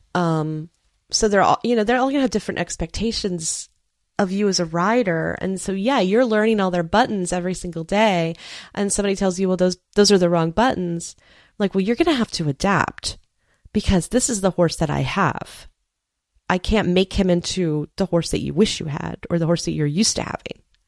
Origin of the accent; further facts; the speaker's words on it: Space Coast, Florida, United States; also born or lived in Maryland; the county where I grew up over on the Space Coast